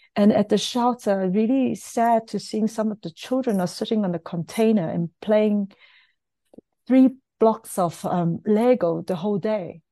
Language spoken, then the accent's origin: English; South Africa; as us, as South African